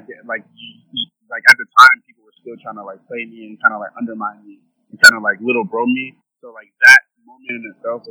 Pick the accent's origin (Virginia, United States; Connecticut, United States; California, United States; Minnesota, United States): Minnesota, United States; I'm going to stay in Minnesota